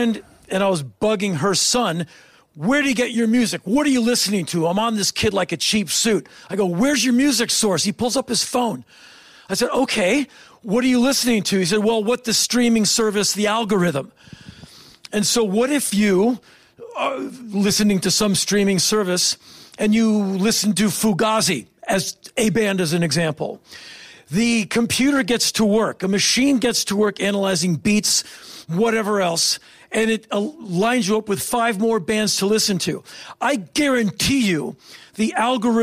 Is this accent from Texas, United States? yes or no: no; Washington, District of Columbia, United States; I come from Washington, D.C.